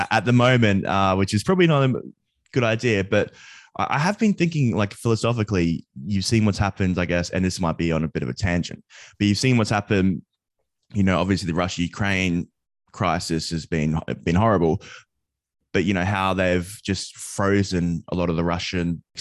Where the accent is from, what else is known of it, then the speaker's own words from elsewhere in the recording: Australia; now in United Kingdom; So I'm from Australia, but I moved to the UK, and I was just at college uh, early on, and a friend introduced me to crypto.